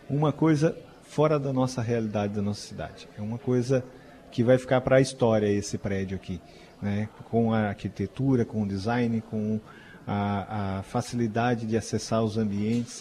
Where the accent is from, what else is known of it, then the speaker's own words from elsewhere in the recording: Santa Catarina, Brazil; É um produto catarinense